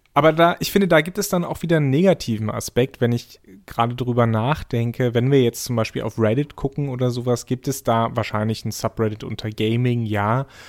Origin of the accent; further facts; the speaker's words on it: East Germany, Germany; ich bin in der DDR geboren